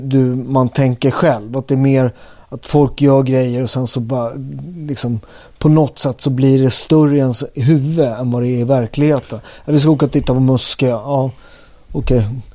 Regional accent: Upplands Väsby, Stockholm County, Sweden; jag är från Upplands Väsby.

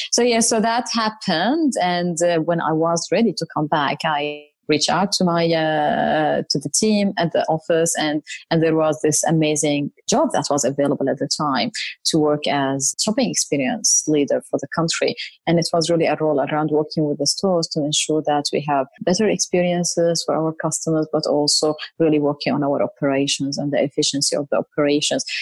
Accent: Syria; moved away as an adult; also born or lived in Saudi Arabia / Jordan (ancestry); now in Sydney, Australia; So I'm originally Jordanian, but I've never lived in Jordan. I grew up in Saudi Arabia and then I lived most of my life in Syria before moving here to Australia.

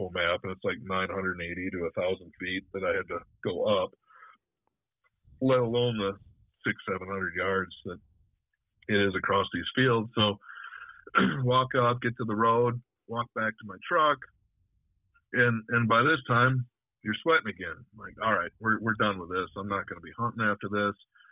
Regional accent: North Woods north of Ladysmith, Wisconsin, United States; I grew up hunting in the North Woods up north of Ladysmith

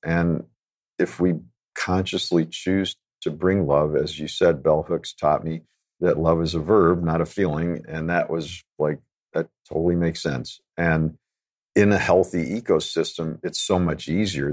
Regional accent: Chicago, Illinois, United States; I'm a city kid, so I grew up in Chicago, completely disconnected from nature

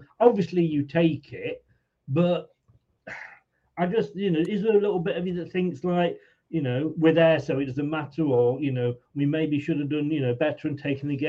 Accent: England, United Kingdom; I'm English, so I want England to win

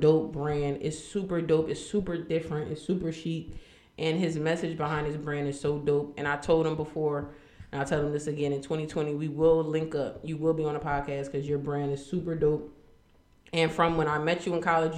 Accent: Trenton, New Jersey, United States; I'm from Trenton

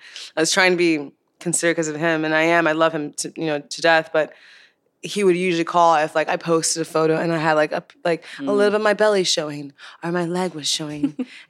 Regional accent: Chicago, Illinois, United States; also born or lived in Nigeria; now in Los Angeles, United States; I was born in Nigeria, but I moved to Chicago.

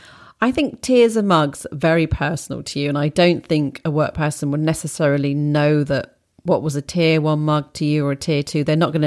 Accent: Wales, United Kingdom; The puffin is my favourite as I grew up near Puffin Island.

